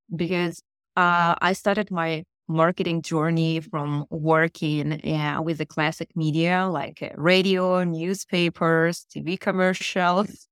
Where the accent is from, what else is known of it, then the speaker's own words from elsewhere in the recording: Saint Petersburg, Russia; first language Russian; English is a second language; moved away as an adult; also born or lived in Daytona Beach, United States / Boston, United States; now in Israel; I was born in the Soviet Union in Russia in yep. beautiful city Saint Petersburg